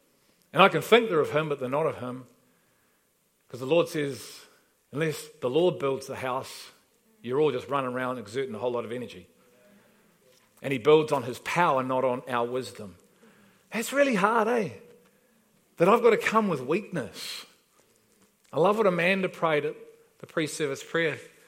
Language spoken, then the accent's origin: English; Liverpool, North West England, United Kingdom; moved away; we've been invited to a party because we're from Liverpool. He said, that's great, you know, we've been here about 4 weeks.